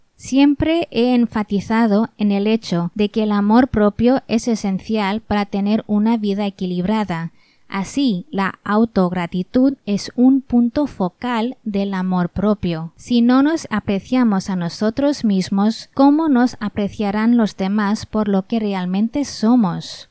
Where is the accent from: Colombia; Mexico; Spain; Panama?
Spain; nací y crecí en España por padres hindúes